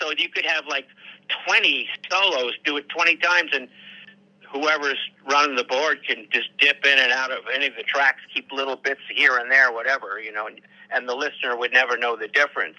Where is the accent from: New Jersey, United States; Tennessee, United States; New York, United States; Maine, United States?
New York, United States; Oh, yeah, I'm from New York, yeah.